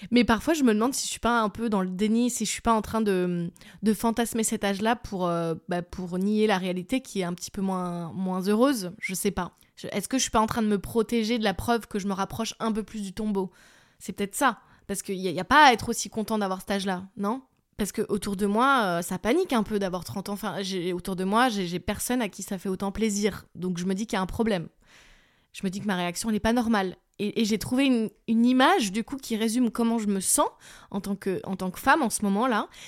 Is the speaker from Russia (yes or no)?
no; southern France, France; accent: southern French; l'accent du sud, bordel si je dois mettre un euro dans une tirelire pour, euh, pour toutes les fois où je parle avec un accent du sud